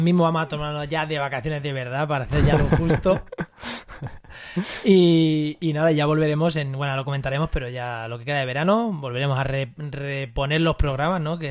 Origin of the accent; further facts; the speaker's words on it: Castilla-La Mancha, Spain; now in Cádiz, Spain; vivo en Cádiz, pero yo soy manchego, estos días estoy pasándolo por aquí por la mancha